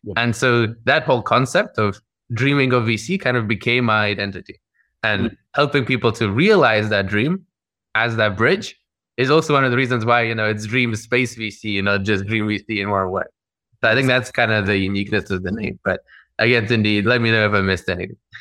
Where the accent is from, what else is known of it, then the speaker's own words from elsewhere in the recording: Moscow, Russia; moved away; also born or lived in London, United Kingdom / New York / Lagos / Singapore; I grew up in Moscow in the Russian Federation, and then I emigrated over with my family over to the UK, to London